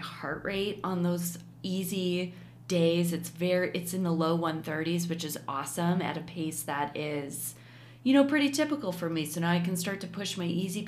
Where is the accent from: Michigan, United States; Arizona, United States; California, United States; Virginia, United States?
Michigan, United States; a beach town on Lake; moved away; I grew up in a beach town on Lake Michigan, and Chicago is basically as close as Detroit was for us.